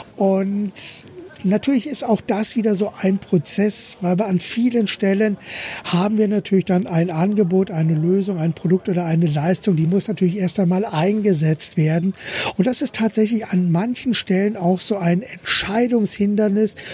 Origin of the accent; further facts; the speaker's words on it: Berlin, Germany; moved away; wir kommen ja ursprünglich aus Berlin. Ich bin in Berlin geboren, Klammer auf, damals noch Berlin-West